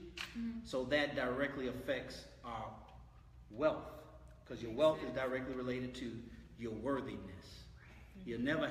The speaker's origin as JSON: {"language": "English", "town": "San Francisco", "region": "California", "country": "United States", "tie": "born or raised there", "moved": "as an adult", "lives_now": "Houston, United States", "said": "born and raised San Francisco, California. Right. Mom and dad, they were hardworking individuals. Moved to Houston in 1985 because I wanted to have a black cultural experience"}